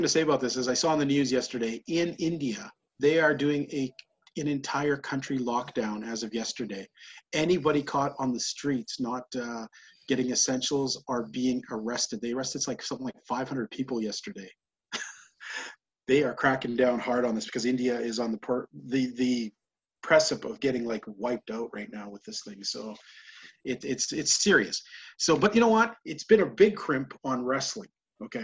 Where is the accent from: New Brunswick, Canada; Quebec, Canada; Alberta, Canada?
Alberta, Canada; up where I live, people, especially in my hometown here